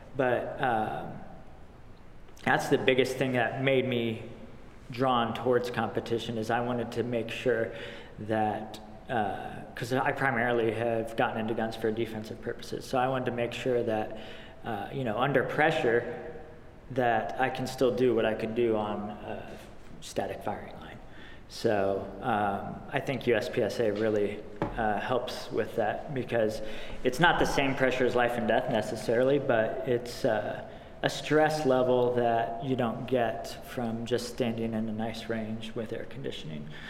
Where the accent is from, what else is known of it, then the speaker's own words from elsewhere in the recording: United States; as most young boys growing up in America